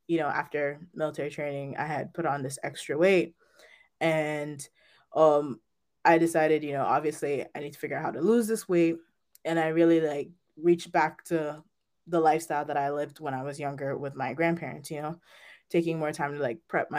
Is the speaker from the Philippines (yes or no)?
no; Jamaica; now in Manchester, United States; I currently live in Manchester, Connecticut. However, I was raised in Jamaica with my grandparents